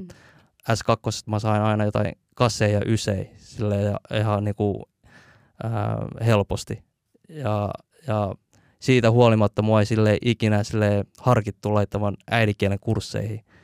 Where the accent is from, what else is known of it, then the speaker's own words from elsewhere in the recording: Helsinki, Uusimaa, Finland; also born or lived in Hakunila, Vantaa / Malmi, Helsinki; mä koen itteni enemmän sille kontulalaiseksi kuin äh, missään muualla, että et, siellä on kasvanut tosi paljon.